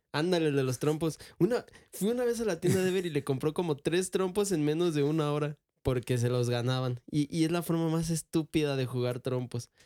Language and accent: Spanish; Michoacán, Mexico; nosotros somos de Michoacán